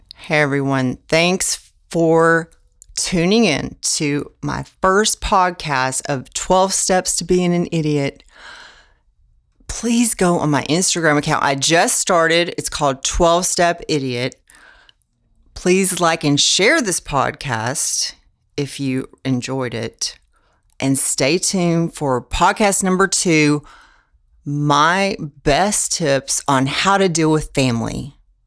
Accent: Houston, Texas, United States; I'm from Houston, Texas

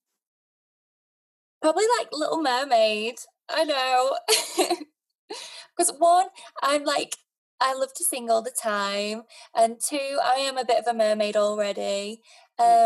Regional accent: Sheffield, Yorkshire and the Humber, United Kingdom; I'm from Sheffield

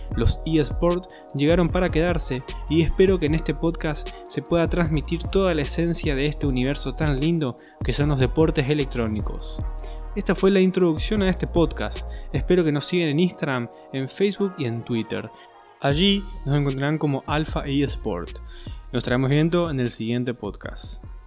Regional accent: Argentina; Yo soy argentino

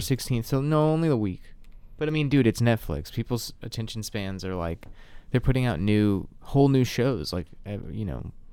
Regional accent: the South, United States

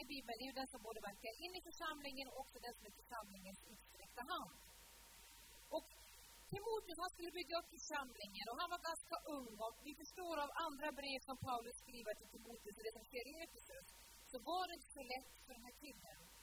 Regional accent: Sula, Møre og Romsdal, Norway; moved away; möten hemma på Sula när jag växte upp, på den lilla ön vid Ålesund

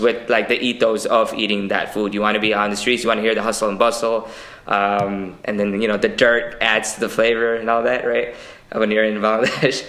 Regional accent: New York City, New York, United States; born and raised in Queens. I've been in Queens my entire life

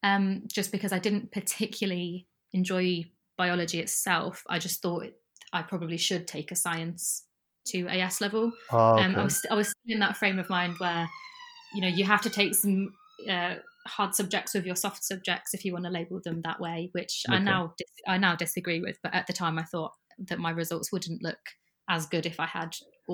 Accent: Sheffield, Yorkshire and the Humber, United Kingdom; accent: northern; now in London, United Kingdom; No, it comes back out when I go home. If I talk to my family members, my northern accent comes right back out. But I've been surrounded by Londoners for too long.

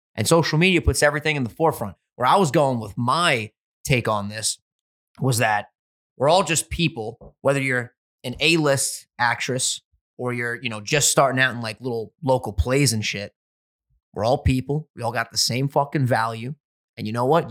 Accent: New York, United States; We're from New York, just like Gary V.

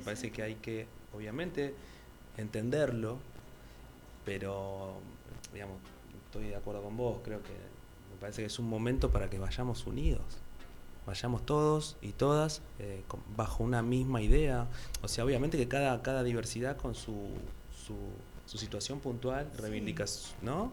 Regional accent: Argentina

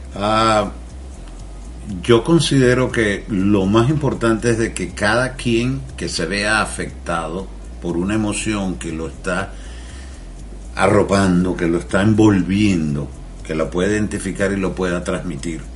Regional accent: Venezuela; moved away; mi acento, porque soy de Venezuela

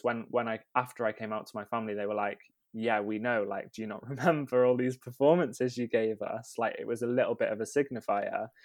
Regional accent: Rhyl, Wales, United Kingdom; I grew up in North Wales, uh, in a town called Rhyl

